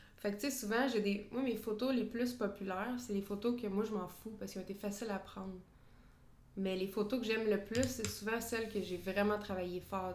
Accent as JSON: {"language": "French", "town": "Drummondville", "region": "Quebec", "country": "Canada", "moved": "yes", "lives_now": "Montreal, Canada", "said": "moi, je viens de Drummondville"}